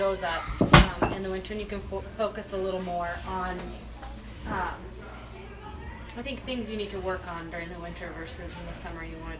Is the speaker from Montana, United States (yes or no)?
yes; Montana, United States; moved away as an adult; now in Colorado, United States; Born and raised Montana. Moved to Colorado 5 years ago.